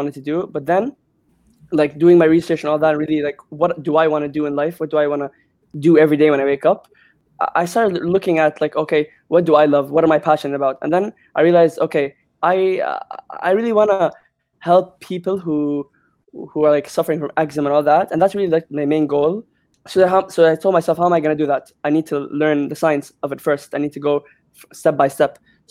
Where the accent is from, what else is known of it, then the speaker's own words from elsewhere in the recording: Jeddah, Makkah Province, Saudi Arabia; moved away as an adult; now in United Kingdom; I am from Saudi Arabia, Jeddah.